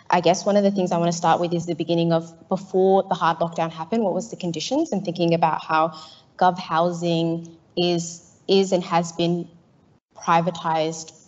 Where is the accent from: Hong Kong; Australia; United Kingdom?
Australia; Melbourne, Victoria; I'm from Carlton, not from North Melbourne in Flemington